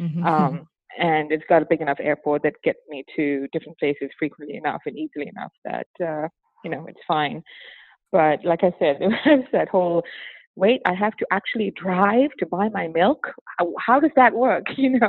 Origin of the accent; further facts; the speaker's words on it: Malaysia; also born or lived in Singapore / St. Martin / Madrid / New York City; now in Dallas, United States; So I am a almost 52-year-old Indian woman born and raised in Malaysia. I lived in a variety of different places in the world, including Malaysia, Singapore, St. Martin in the Caribbean, Madrid, Spain, New York City, and now Dallas, Texas